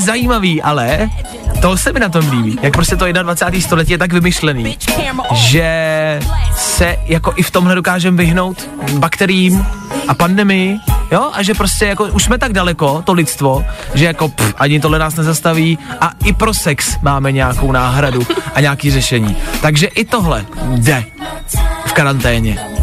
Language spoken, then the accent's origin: Czech; Czechia